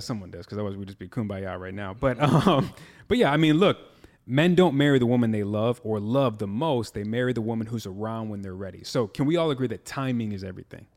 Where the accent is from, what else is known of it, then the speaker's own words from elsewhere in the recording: Midwest, United States; I'm from the Midwest where they settled down real early